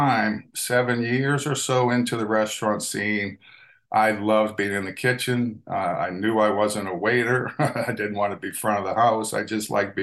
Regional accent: New Orleans, Louisiana, United States; growing up in New Orleans, you automatically grow up with a tremendous food heritage

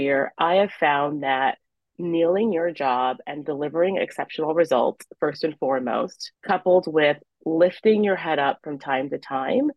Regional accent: Iowa City, Iowa, United States; also born or lived in Nigeria; when you are a child growing up in Iowa City, Iowa, as I did

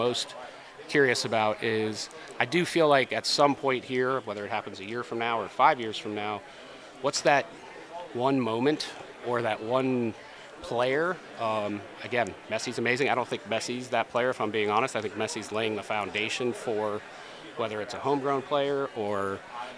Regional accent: Miami, Florida, United States; moved away; grew up in Miami, grew up a sports junkie

